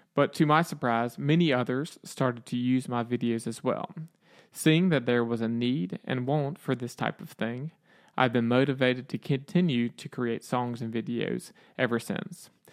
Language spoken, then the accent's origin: English; Aiken, South Carolina, United States; I am from Aiken, South Carolina, USA